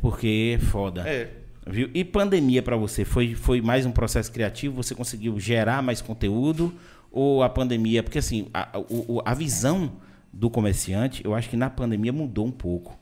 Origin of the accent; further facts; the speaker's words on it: Vitória da Conquista, Bahia, Brazil; moved away; also born or lived in Salvador / Itabuna; eu sou de Vitória da Conquista, morei muito tempo em Salvador